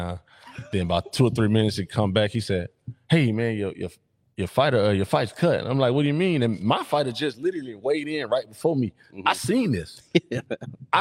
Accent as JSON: {"language": "English", "town": "Mobile", "region": "Alabama", "country": "United States", "tie": "born or raised there", "said": "I'm from Mobile"}